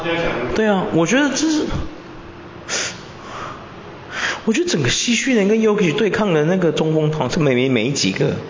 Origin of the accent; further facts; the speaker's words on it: Taiwan; 很多球队的那个球星啊，就是你想支持他，可是我们台湾人不进，有没有？